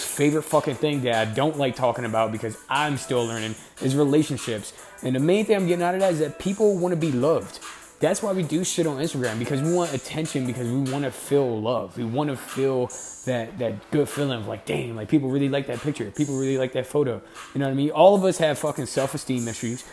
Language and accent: English; Camden, New Jersey, United States; I grew up in Camden, New Jersey